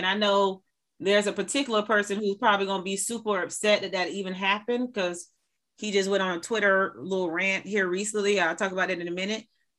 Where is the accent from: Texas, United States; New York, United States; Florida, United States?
Florida, United States; Tampa; Now I'm from Tampa. I am not from St. Petersburg, Florida.